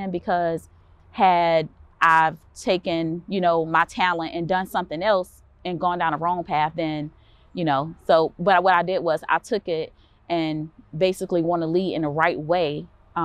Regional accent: Columbia, South Carolina, United States; born and raised here in Columbia, South Carolina.

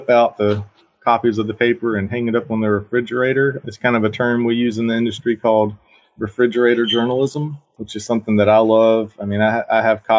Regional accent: Barnwell, South Carolina, United States; Growing up in Barnwell, it's a small community

